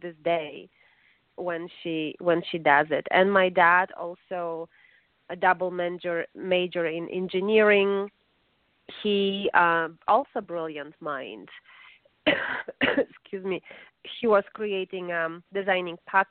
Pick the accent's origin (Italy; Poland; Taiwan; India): Poland; Warsaw, Masovian Voivodeship; English is a second language; moved away as an adult; now in United States; my mom is a professor of medicine and also a vice president of education in my city, in Warsaw, Polish capital